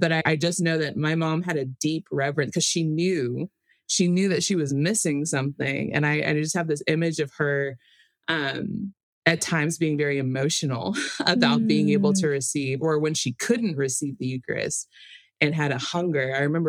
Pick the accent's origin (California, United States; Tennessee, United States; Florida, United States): Tennessee, United States; Memphis; I'm from Memphis, Tennessee. When my dad got out of the military, we moved there. So some of my earliest memories are there. And it's really where my parents started practicing the faith. They baptized me Catholic.